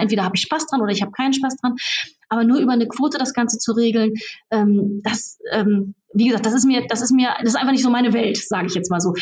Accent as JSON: {"language": "German", "area": "Raden", "region": "North Rhine-Westphalia", "country": "Germany", "tie": "born or raised there", "said": "Ich bin zum Beispiel Stadtverbandsvorsitzende der CDU bei uns in Raden, in Sina und meiner Heimatstadt"}